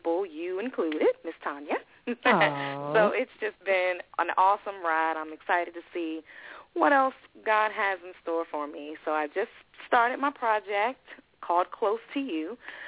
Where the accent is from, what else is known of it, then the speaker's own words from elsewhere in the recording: Richmond, Virginia, United States; moved away as an adult; now in Waldorf, Maryland, United States; I'm from Richmond, Virginia, came to the Maryland area.